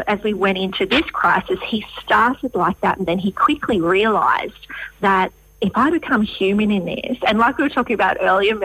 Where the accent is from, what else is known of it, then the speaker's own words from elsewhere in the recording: Western Australia, Australia; I'm from the West